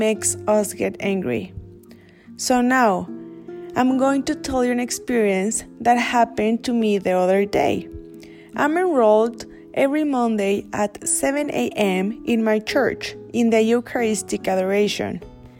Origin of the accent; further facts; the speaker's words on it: Mexico; I am from Mexico